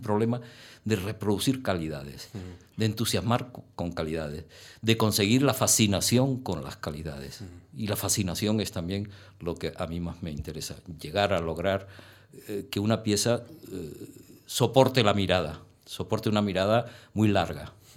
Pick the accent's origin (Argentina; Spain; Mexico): Spain; Las Palmas de Gran Canaria, Canary Islands; now in Madrid, Spain; sigo identificando como canario plenamente